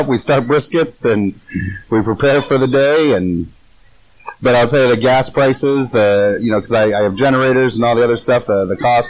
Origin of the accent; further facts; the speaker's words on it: California, United States; now in South Carolina, United States; And no, we've had no issues with anybody because we're from California.